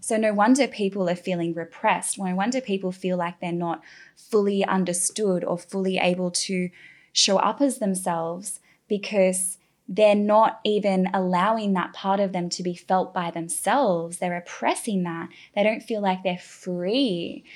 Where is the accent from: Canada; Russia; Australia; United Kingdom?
Australia; moved away as an adult; now in Bali, Indonesia; I'm from Australia, a very green, beautiful